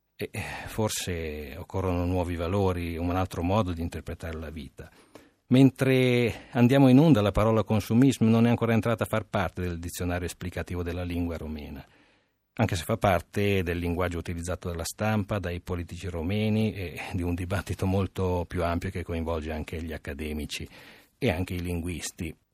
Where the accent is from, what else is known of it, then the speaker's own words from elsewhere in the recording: Romania; now in Italy; da romeno